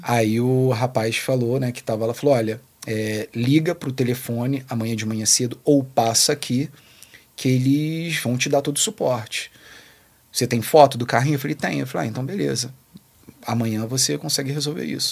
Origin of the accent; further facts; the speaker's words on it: Rio de Janeiro, Brazil; A gente é do Rio de Janeiro